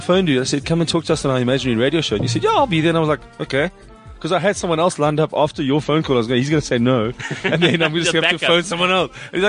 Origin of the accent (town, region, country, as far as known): Springs, Gauteng, South Africa; born or raised there